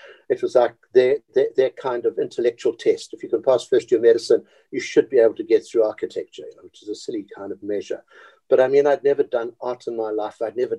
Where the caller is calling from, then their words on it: Cape Town, Western Cape, South Africa; I'm speaking from Cape Town, from my home, because my office is closed down now and we're working at home.